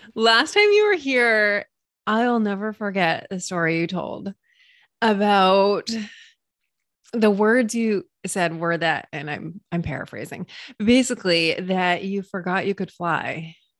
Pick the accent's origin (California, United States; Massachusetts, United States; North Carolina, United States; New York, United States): Massachusetts, United States; moved away; I just said wicked because I'm originally from Massachusetts